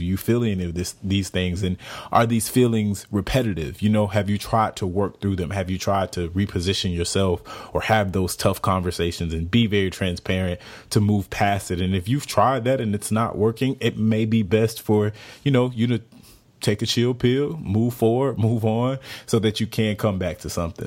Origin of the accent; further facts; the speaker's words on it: Jacksonville, Florida, United States; moved away; I'm from Jacksonville, Florida